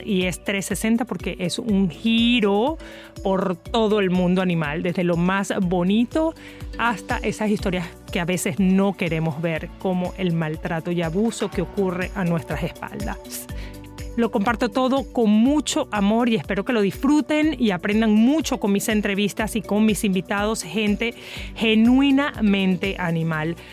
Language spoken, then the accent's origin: Spanish; Maracaibo, Zulia, Venezuela; also born or lived in Caracas; soy muy venezolana, nací en Caracas y fui a divertirme a Maracaibo